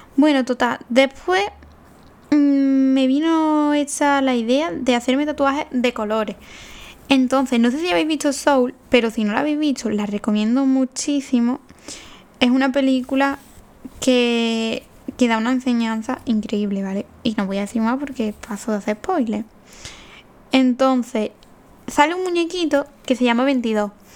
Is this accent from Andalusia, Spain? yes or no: yes; Seville, Andalusia, Spain; moved away as an adult; also born or lived in Aranjuez / Getafe; yo soy de Sevilla. De un pueblo mm, perdido